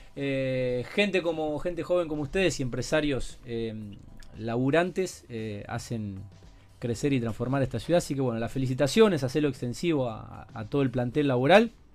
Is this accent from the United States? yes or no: no; Rosario, Santa Fe, Argentina; somos rosarinos y mm, amamos mucho esta ciudad